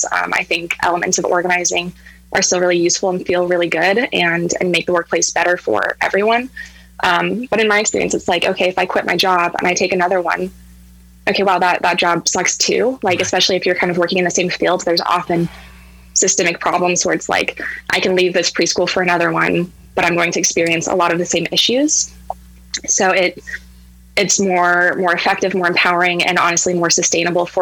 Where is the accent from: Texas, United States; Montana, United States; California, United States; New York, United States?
Montana, United States; moved away as an adult; also born or lived in Missoula, Montana; now in Seattle, United States; So I'm currently in Seattle, but I'm from Montana. So I was living in Missoula.